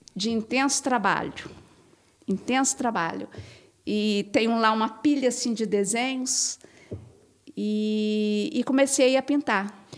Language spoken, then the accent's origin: Portuguese; Brazil; enquanto brasileira